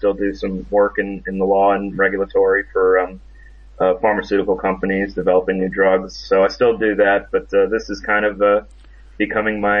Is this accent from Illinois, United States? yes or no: yes; Chicago, Illinois, United States; moved away as an adult; now in North Carolina, United States; I'm originally from Chicago, Illinois. I currently live in North Carolina